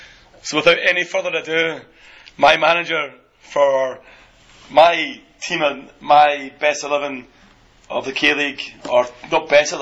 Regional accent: Scotland, United Kingdom; I'm fucking Scottish.

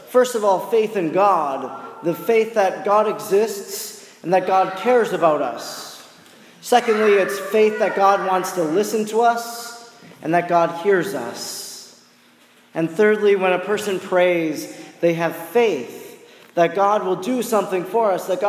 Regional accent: Oconto, Wisconsin, United States; where I come from, in my hometown of Oconto

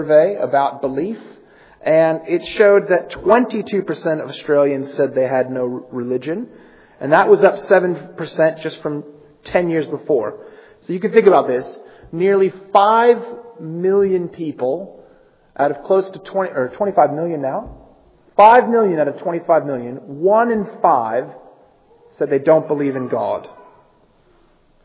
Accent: United States; moved away as an adult; I come from the United States, and one of the most shocking things for me and Amy moving here from America

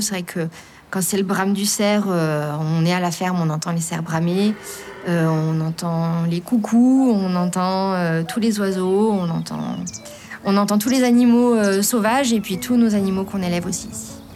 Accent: Lorraine, Grand Est, France; moved away as an adult; also born or lived in Vercors; now in Bouvante, France; Je suis originaire de Lorraine, j'ai grandi en Lorraine, à la campagne aussi, hein, mais euh, je suis arrivée dans le Vercors il y a 5 ans

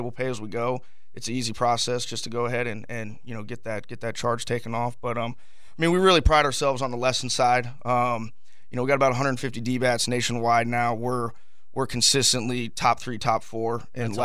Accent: Southwest Florida, United States; also born or lived in Tennessee; now in Jacksonville, United States; I'm actually a Florida boy myself. I grew up in Southwest Florida

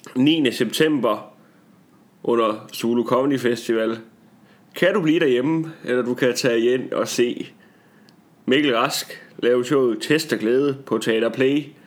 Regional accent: Tarm, Central Denmark Region, Denmark; born or raised there; moved away

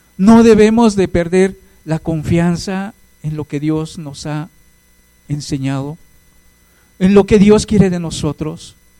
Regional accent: Hidalgo, Mexico; now in Mexico City, Mexico; soy de Hidalgo

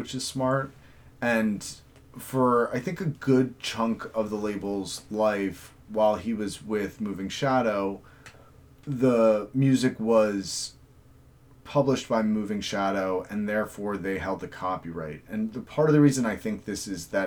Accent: United States; as an American

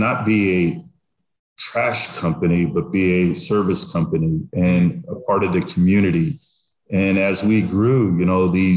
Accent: Texas, United States; now in Delaware, United States; I'm from Texas

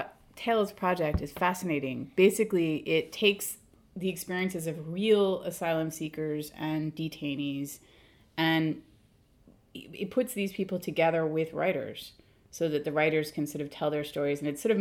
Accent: United States; I'm American.

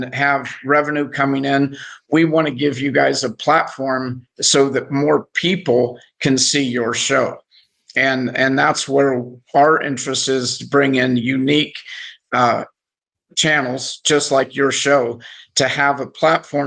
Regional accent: Indiana, United States; I'm from Indiana, so you know we live and breathe basketball there in Indiana as well.

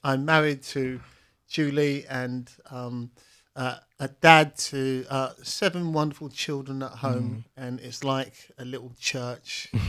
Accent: Cairns, Queensland, Australia; And growing up from a background, growing up in Cairns, seeing a brokenness in our community, having friends with free falling through the criminal justice system

